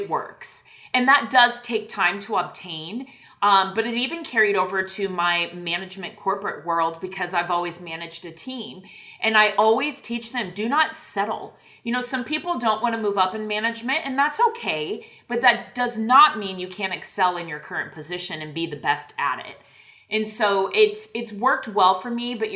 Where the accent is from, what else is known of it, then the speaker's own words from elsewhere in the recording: Iowa, United States; moved away as an adult; now in Texas, United States; I grew up in Iowa, out in the middle of a cornfield.